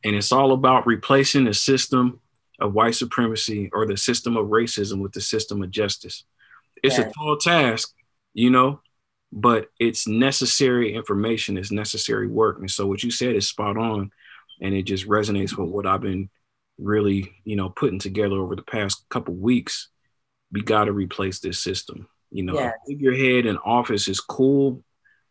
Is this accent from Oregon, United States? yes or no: yes; Portland, Oregon, United States; also born or lived in Houston, Texas; I grew up out here in Portland, Oregon, on the West Coast